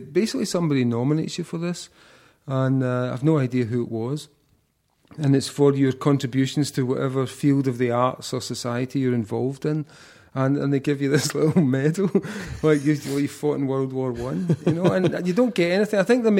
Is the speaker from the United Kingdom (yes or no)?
yes; Scotland, United Kingdom; And I just thought my work has barely ever been recognized in my home country.